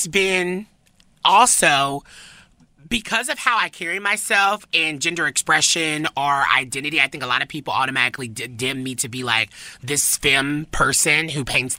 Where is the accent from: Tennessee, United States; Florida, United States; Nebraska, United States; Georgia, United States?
Tennessee, United States; we're both from Tennessee. For me, from the South